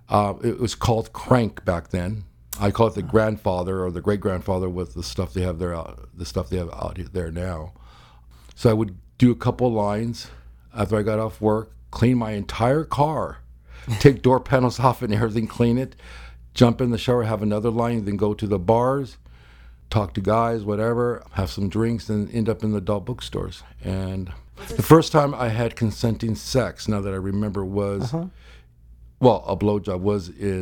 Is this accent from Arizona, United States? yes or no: yes; Arizona, United States; also born or lived in Los Angeles; I was born in Los Angeles. I grew up Arizona.